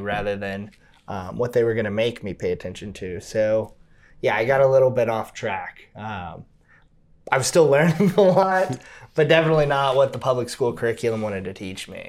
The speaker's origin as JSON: {"language": "English", "town": "Cincinnati", "region": "Ohio", "country": "United States", "tie": "born or raised there", "also_born_or_lived": "Hamilton, Ohio", "said": "so I grew up, um, all over Cincinnati, Ohio."}